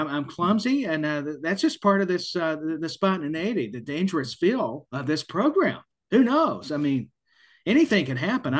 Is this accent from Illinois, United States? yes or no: no; Tennessee, United States; I'm from Tennessee